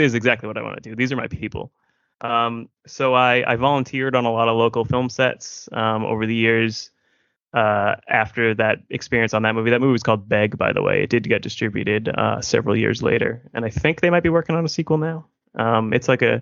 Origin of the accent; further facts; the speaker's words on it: Massachusetts, United States; I'm from Massachusetts